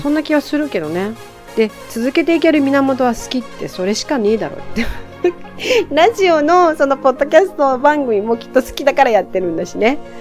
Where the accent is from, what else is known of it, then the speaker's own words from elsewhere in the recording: Tokyo, Japan; 江戸っ子だからさ死と火が言えない